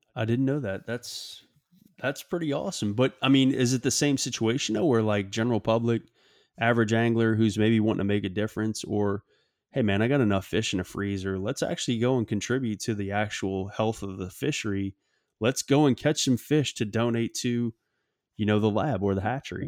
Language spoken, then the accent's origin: English; Louisiana, United States; my home state of Louisiana